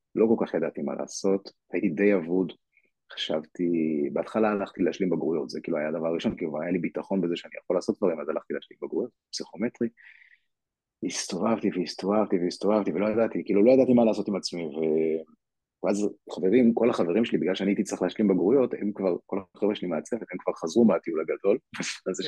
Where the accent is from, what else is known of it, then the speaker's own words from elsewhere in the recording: Ra'anana, Central District, Israel; also born or lived in Kiryat Ono; נולדתי בקריית אונו וגדלתי אחרי זה ברעננה, את רוב, רוב השנים עשיתי ברעננה